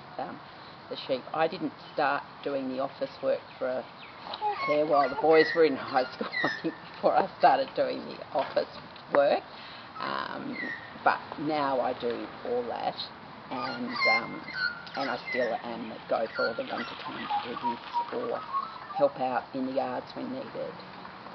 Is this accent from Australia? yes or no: yes; Sydney, New South Wales, Australia; moved away as an adult; also born or lived in Wee Waa, New South Wales; now in Walcha, Australia; I grew up in Sydney, so it was a big change